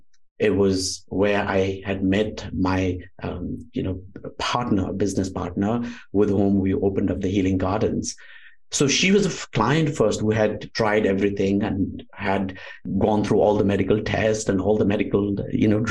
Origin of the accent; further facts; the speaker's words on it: outskirts of Kathmandu Valley, Bagmati, Nepal; moved away as an adult; also born or lived in India; now in Orange County, United States; grew up in the foothills of the Himalayas, outskirts of Kathmandu Valley